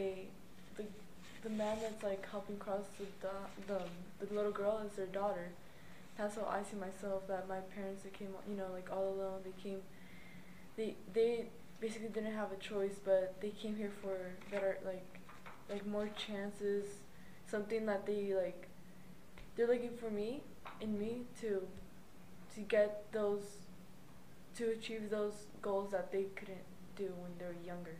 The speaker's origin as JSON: {"language": "English", "town": "Bakersfield", "region": "California", "country": "United States", "said": "I'm from Bakersfield too"}